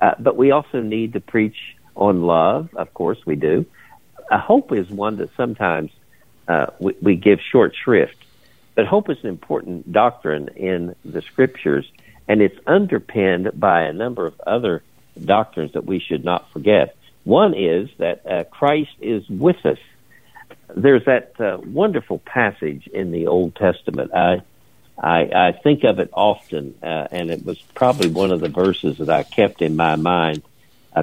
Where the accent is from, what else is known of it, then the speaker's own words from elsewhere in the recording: Charleston, West Virginia, United States; moved away as an adult; also born or lived in Raynell, West Virginia / Hudson Valley, New York; I was born in a place called Raynell, which is in the sticks. But I grew up in Charleston